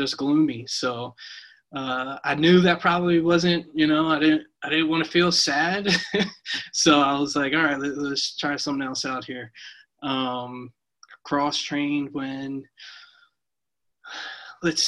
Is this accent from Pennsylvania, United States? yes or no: yes; East Lansdowne, Pennsylvania, United States; moved away; I'm from Philadelphia, Pennsylvania, specifically East Lansdowne, which is about 5 minutes from West Philadelphia